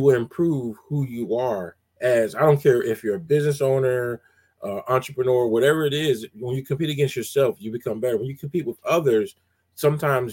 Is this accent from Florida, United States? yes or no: no; College Park, Georgia, United States; I grew up in College Park, Georgia, and DJ at a place called Skate Town